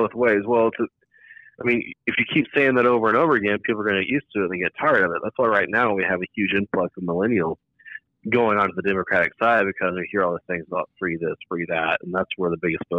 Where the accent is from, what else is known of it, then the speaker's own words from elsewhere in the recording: Dumas, Texas, United States; I grew up in Dumas, Texas, up in the Texas Panhandle, top little square part